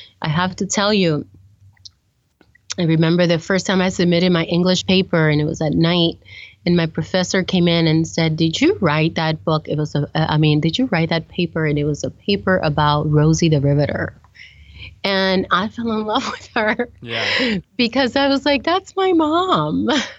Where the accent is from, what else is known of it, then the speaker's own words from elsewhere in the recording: New York City, New York, United States; I've come to, as a New Yorker, to have an appreciation for the wildlife that exists.